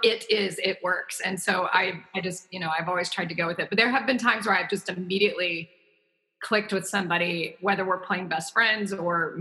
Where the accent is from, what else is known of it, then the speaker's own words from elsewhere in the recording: the South, United States; me growing up in the South